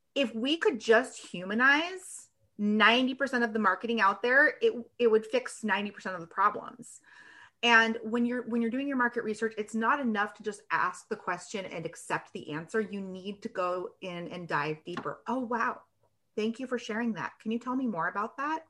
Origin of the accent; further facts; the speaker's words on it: Washington, United States; now in Michigan, United States; I am actually in Michigan. I grew up in Washington State.